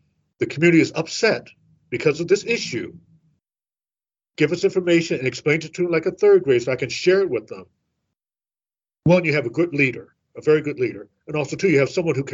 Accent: St. Louis, Missouri, United States; I'm from St. Louis

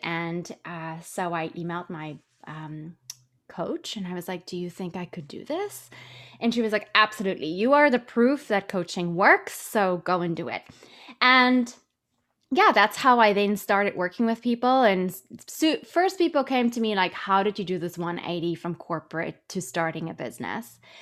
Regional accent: South Africa; moved away as an adult; also born or lived in London / New York; I'm originally from South Africa. I worked as a money broker in London and New York

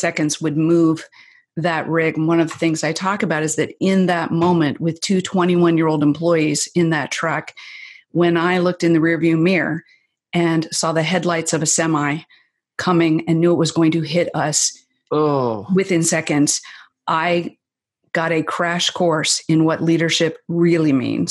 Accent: the Northwest, Pacific Northwest, United States; I'm from the Northwest, so I live just south of Seattle

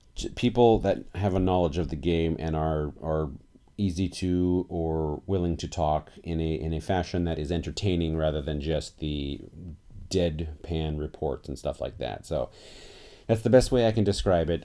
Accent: Portland, Oregon, United States; I'm from Portland, Oregon

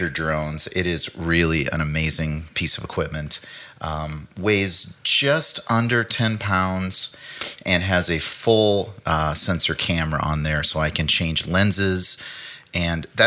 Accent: Minnesota, United States; I grew up in Minnesota

